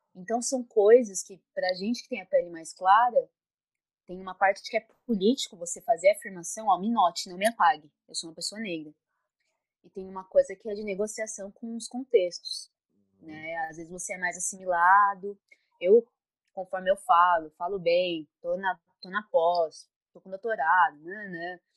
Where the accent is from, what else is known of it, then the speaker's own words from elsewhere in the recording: São Paulo, Brazil; sou de São Paulo